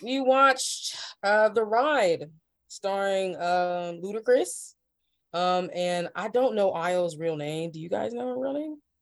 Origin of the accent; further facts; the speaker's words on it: Ohio, United States; I'm from the Midwest. I'm from Ohio